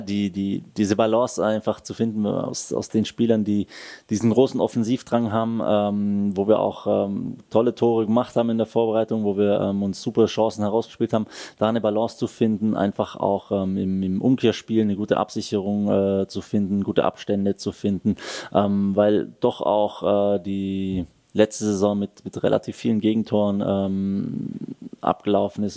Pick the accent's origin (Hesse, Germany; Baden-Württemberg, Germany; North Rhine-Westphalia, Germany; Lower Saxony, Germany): Baden-Württemberg, Germany; the area around Stuttgart; moved away as an adult; also born or lived in Wolfsburg / Berlin; now in Switzerland; der Heimat, wo ich herkomme, ähm, das Umland von Stuttgart